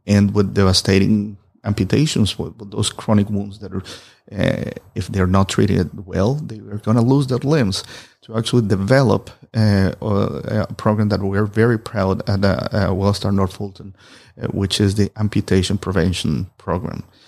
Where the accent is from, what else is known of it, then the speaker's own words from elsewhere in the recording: Colombia; moved away as an adult; I'm originally from Colombia